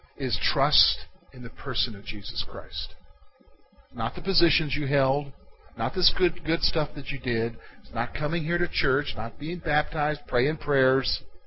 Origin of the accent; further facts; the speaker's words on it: South Carolina, United States; I come from South Carolina